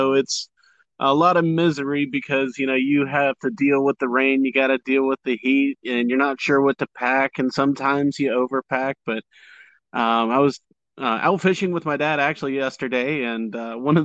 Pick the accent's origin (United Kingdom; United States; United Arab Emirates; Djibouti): United States; Jacksonville, Florida; also born or lived in Port Charlotte, Florida / Memphis, Tennessee; I was raised here in Florida. I was born down there in Port Charlotte and spent a little time as a child up in Memphis, but soon returned back to Florida by about the time I was 3. And I've been here in Jacksonville since about the time I was 5